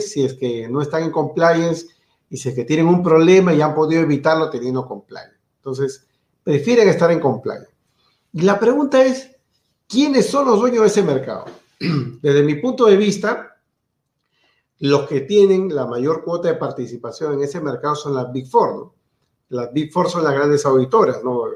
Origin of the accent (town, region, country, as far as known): Peru